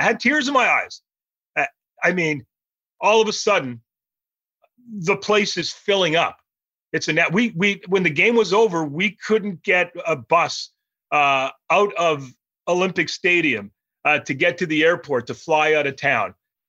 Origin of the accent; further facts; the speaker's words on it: Montreal, Quebec, Canada; I grew up in Montreal.